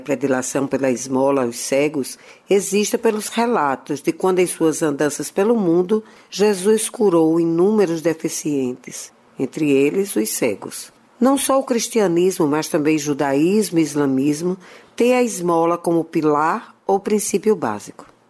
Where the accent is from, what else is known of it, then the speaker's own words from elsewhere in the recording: Natal, Rio Grande do Norte, Brazil; Na minha adolescência em Natal, quando estava em casa dos meus avós maternos